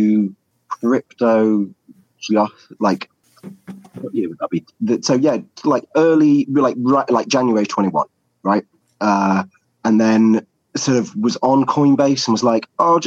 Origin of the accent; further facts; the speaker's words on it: England, United Kingdom; I'm English